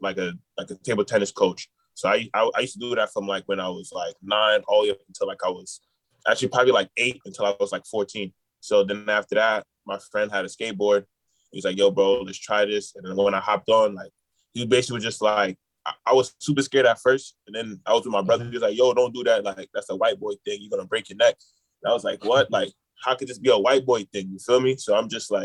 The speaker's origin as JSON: {"language": "English", "town": "New York City", "region": "New York", "country": "United States", "tie": "born or raised there", "said": "Growing up in Queens"}